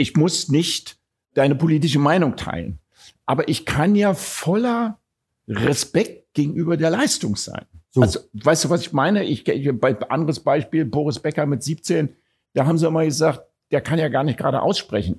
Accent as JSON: {"language": "German", "region": "Berlin", "country": "Germany", "said": "Ich bin Deutscher, ich bin Berliner"}